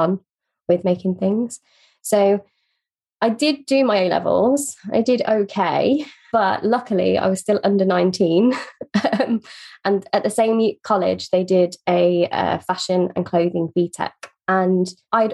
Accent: Northamptonshire, East Midlands, United Kingdom; I grew up in a very small town in Northamptonshire

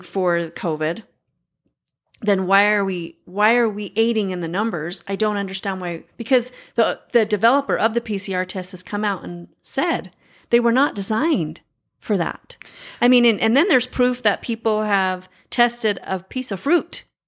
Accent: United States; As an American

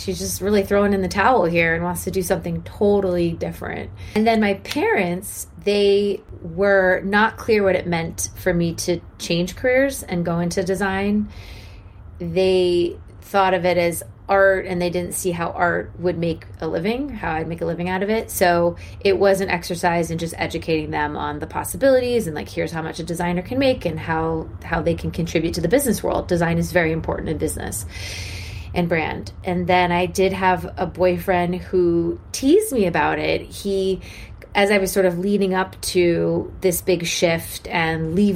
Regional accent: Washington, District of Columbia, United States; I grew up in Washington, D.C. to two parents who were very politically active

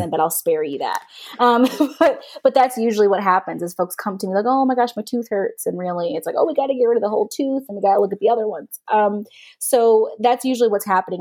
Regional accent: the South, United States; I'm also a Southerner

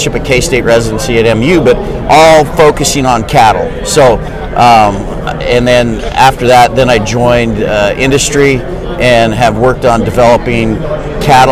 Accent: Montana, United States; moved away as an adult; I grew up in Montana

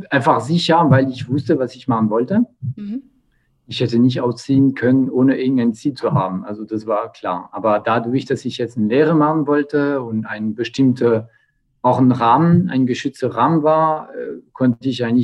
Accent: Bourgogne-Franche-Comté, France; born there; German is a second language; ich bin in Burgund geboren. Also mhm. genau, mein, meine Eltern waren viel unterwegs schon. Das heißt, ich bin irgendwo geboren und bin ich äh, bis 15, bis ich 15 war, bin ich ständig umgezogen.

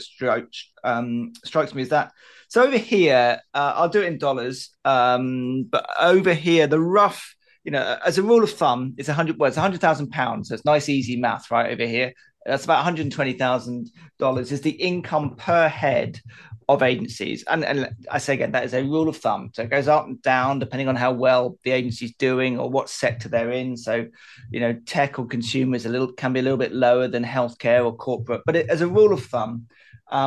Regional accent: United Kingdom; as a Brit

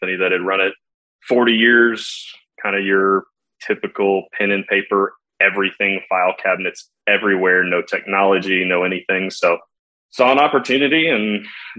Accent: San Antonio, Texas, United States; also born or lived in Dallas; Born and raised in San Antonio

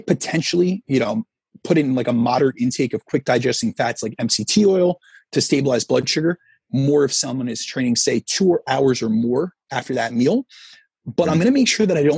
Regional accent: Northeast, United States; I'm from the Northeast

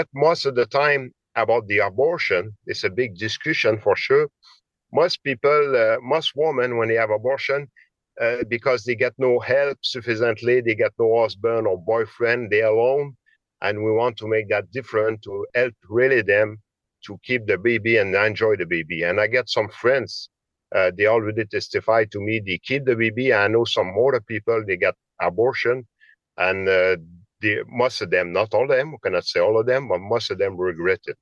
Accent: Roberval, Quebec, Canada; English is a second language; I'm from Quebec. I'm born in Roberval, which is a small town in Lac Saint-Jean.

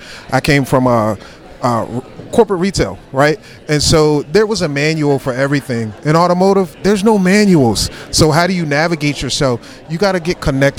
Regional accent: Glen Burnie, Maryland, United States; I'm proud from Glen Burnie

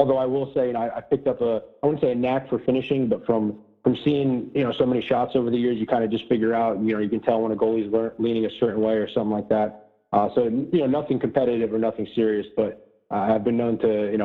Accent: Paramus, New Jersey, United States; moved away as an adult; also born or lived in Munich, Germany / Elmwood Park, New Jersey; now in Boston, United States; we lived in Elmwood Park for probably around 6 or 8 years, and then we moved to Paramus

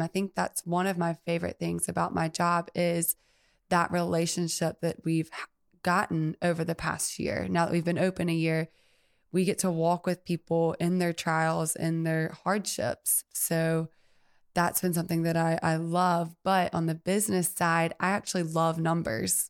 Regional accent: Mobile, Alabama, United States; also born or lived in Birmingham, Alabama; I am born and raised in Mobile, Alabama

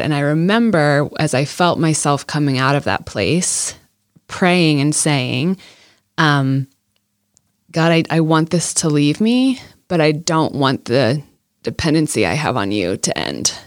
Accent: Iowa, United States; when I was young, I grew up in Iowa

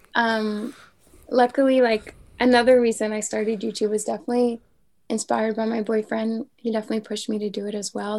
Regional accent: a small town off the island of Montreal, Quebec, Canada; now in Montreal, Canada; I grew up in a very small town off the island of Montreal

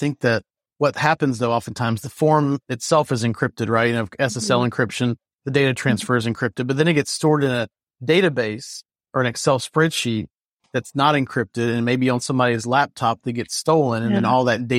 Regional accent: the South, United States; accent: Southern; That or my Southern accent, right?

